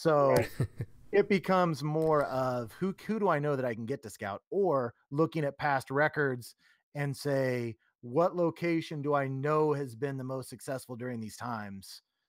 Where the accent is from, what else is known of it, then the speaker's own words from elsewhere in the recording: Salina, Kansas, United States; Yeah, I grew up in Salina, which I'm sure you probably know where that's at.